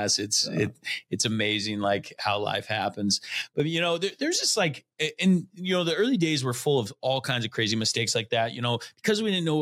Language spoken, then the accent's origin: English; Connell, Washington, United States; I grew up in Connell.